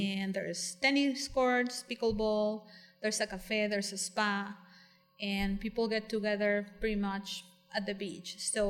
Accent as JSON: {"language": "English", "town": "La Paz", "region": "Baja California Sur", "country": "Mexico", "tie": "born or raised there", "lives_now": "Cabo San Lucas, Mexico", "said": "So, I was born in La Paz, and I was raised there. Then I came down to Cabo with my dad, who built a couple homes here, and that's how I ended up in Pedregal."}